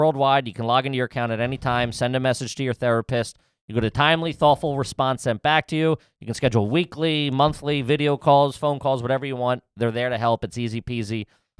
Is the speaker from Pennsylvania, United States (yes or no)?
yes; Philadelphia, Pennsylvania, United States; I was a big Dykstra fan as